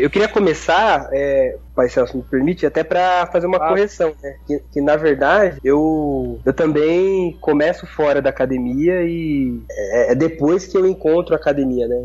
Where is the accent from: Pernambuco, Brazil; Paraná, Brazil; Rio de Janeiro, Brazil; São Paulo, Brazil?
São Paulo, Brazil; Santo André; eu venho de um bairro chamado City dos Vianas, que é um bairro. É, sou de Santo André, que é daí da região metropolitana de São Paulo